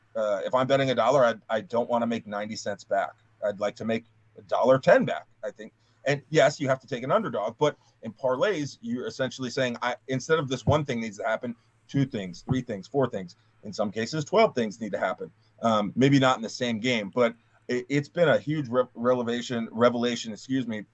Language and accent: English; Mid-Atlantic, United States; I grew up on the Mid Atlantic.